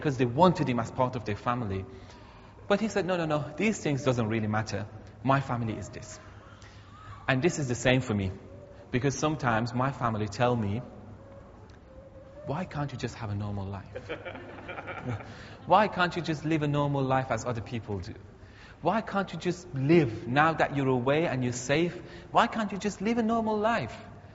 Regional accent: Iran; now in Teesside, United Kingdom; my home country, Iran

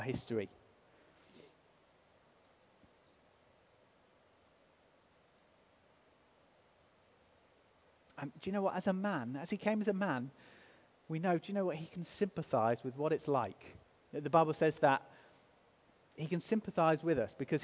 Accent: England, United Kingdom; we're English

